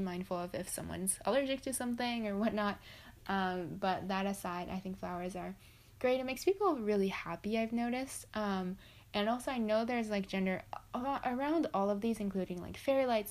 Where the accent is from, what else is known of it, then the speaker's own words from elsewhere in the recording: Japan; I'm just from Japan